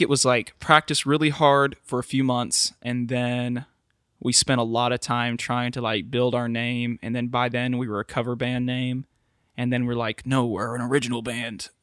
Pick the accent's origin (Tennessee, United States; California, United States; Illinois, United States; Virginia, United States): Tennessee, United States; Milan; I grew up in Milan, Tennessee, which is about thirty minutes from Jackson